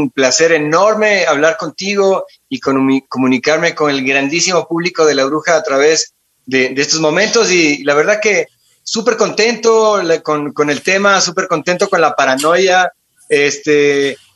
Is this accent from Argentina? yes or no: yes; Buenos Aires, Argentina; born there; yo nací en Buenos Aires, Argentina, en 1973.